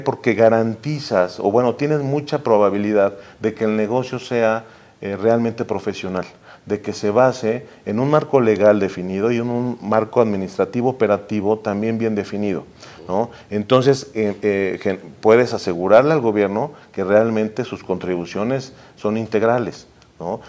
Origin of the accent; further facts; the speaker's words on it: Puebla, Mexico; los poblanos somos exigentes, los poblanos somos, cuestionamos, los poblanos somos complejos